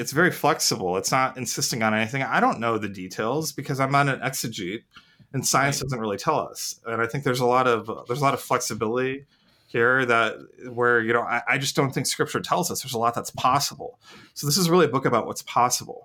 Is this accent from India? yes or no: yes; India; moved away; I'm an Indian, and I'm an Indian immigrant